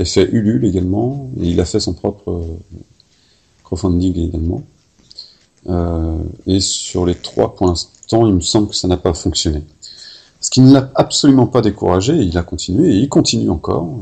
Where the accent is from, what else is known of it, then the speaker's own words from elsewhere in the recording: Paris, Île-de-France, France; accent: Parisian; c'est mon accent parisien